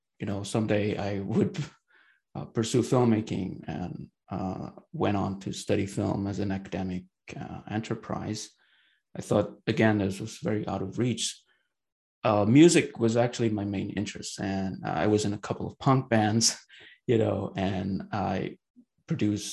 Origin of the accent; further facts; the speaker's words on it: Bandung, West Java, Indonesia; moved away; I was born and raised in Bandung, which is the capital city of the West Java province on the island of Java in Indonesia